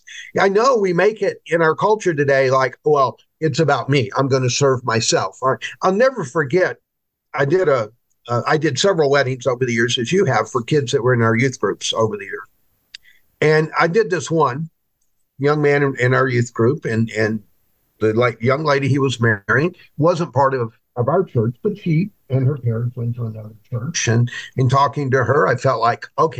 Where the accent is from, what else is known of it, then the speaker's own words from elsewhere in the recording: United States; as American Christians